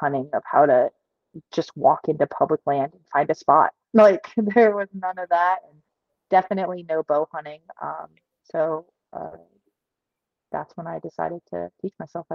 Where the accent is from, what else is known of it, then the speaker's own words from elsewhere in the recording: New Hampshire, United States; I grew up hunting in New Hampshire